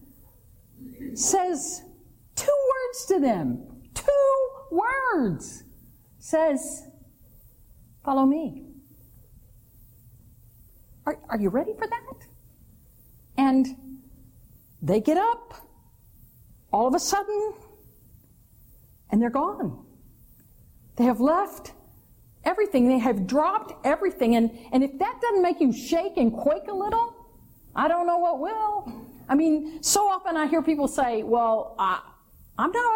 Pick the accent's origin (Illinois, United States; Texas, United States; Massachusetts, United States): Texas, United States; El Campo; being a preteen, elementary age kid growing up in El Campo, Texas